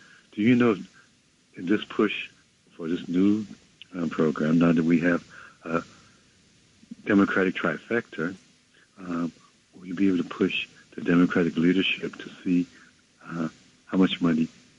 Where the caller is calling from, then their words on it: New York City, New York, United States; I'm calling from Manhattan, Harlem.